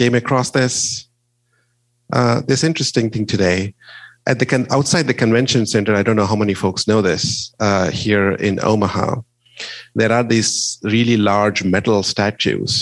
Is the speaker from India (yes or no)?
yes; India; moved away; I am originally from India. My parents and most of my family live there